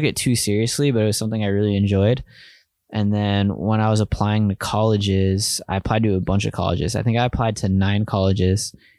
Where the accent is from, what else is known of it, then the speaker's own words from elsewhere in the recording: Bethlehem, Pennsylvania, United States; now in New York, United States; where I grew up in Bethlehem, Pennsylvania